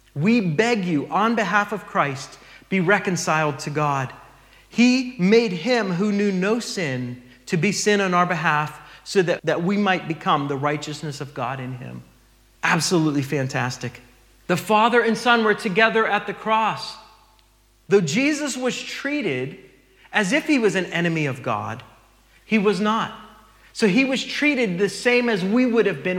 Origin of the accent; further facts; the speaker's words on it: United States; moved away; we're from the States